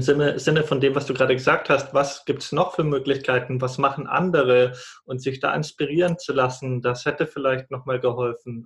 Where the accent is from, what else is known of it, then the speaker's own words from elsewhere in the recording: Munich district, Bavaria, Germany; moved away; meine Familie sitzt in Bayern, da wo ich herkomme, Landkreis München